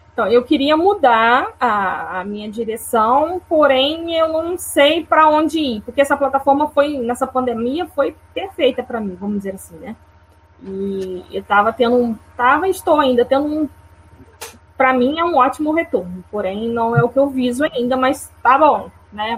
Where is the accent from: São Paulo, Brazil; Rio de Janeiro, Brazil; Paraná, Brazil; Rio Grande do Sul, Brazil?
Rio de Janeiro, Brazil; interior of; eu sou do Rio de Janeiro, do interior